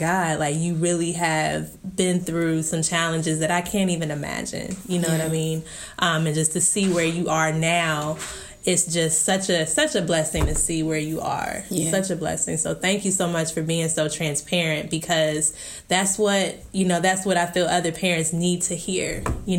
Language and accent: English; Youngstown, Ohio, United States; growing up in Youngstown, and I'm sure it's like this other places too, people will tell your story for you.